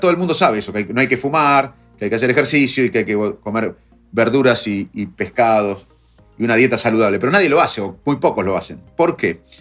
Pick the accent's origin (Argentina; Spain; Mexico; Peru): Argentina; Arroyo Dulce, Buenos Aires; los dos nos criamos en Arroyo Dulce, en Salto